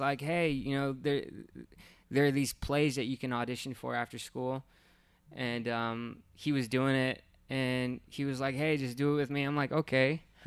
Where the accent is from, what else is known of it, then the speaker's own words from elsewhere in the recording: Hacienda Heights, California, United States; grew up in Hacienda Heights